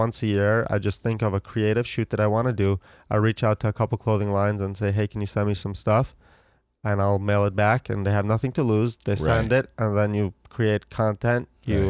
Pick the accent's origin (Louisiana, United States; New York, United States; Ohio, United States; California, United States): Ohio, United States; Growing up in Ohio.